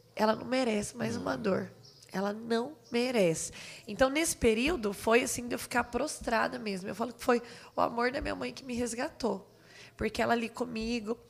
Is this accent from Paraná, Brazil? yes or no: yes; Jandaia do Sul, Paraná, Brazil; moved away as an adult; Eu sou natural de lá